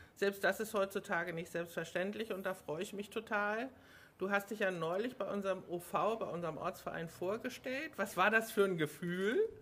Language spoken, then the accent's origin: German; Hamburg, Germany; ich bin ja Hamburgerin